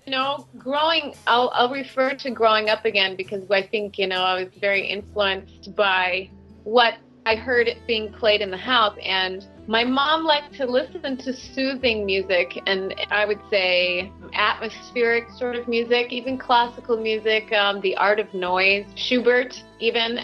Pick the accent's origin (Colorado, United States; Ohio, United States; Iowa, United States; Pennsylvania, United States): Ohio, United States; Cleveland; I am from Ohio in the United States, born in Cleveland, Ohio